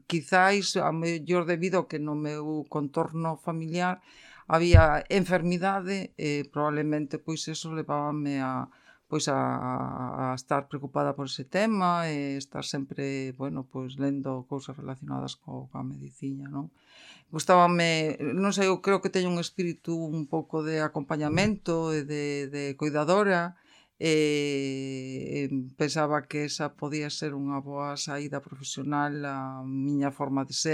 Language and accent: Galician; Vigo, Galicia, Spain; also born or lived in Coia, Vigo / Alcabre, Vigo; eu nacín en, en Vigo, eh, vivín ata os seis anos en, en Colla, e eh, posteriormente trasladámonos a Alcabre. Eh, meu pai era de Alcabre e a miña nai con meus avós vivían en, en Colla.